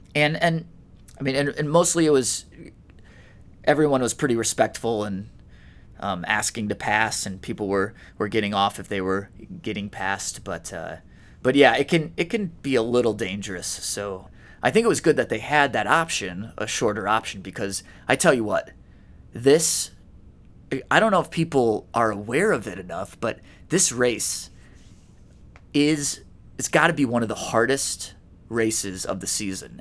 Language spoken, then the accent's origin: English; Indiana, United States; we grew up in Indiana